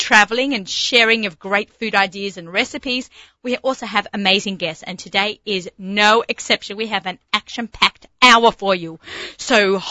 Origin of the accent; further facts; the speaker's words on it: Australia; when I was growing up in Australia